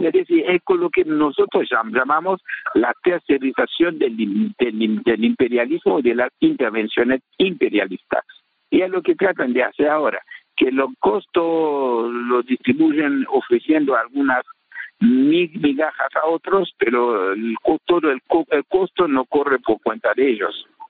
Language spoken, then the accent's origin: Spanish; Haiti